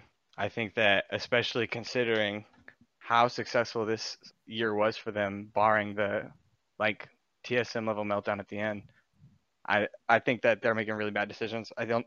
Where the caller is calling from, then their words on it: Kansas City, Missouri, United States; Yes, sir. Kansas City, Missouri.